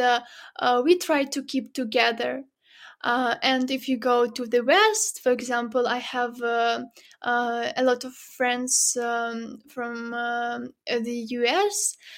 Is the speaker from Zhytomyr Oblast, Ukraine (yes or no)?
yes; Zhytomyr, Zhytomyr Oblast, Ukraine; moved away; my parents uh, that still live in my hometown. It's not a big city, not far from Kiev, as you mentioned. Um, uh, it's called Zhytomyr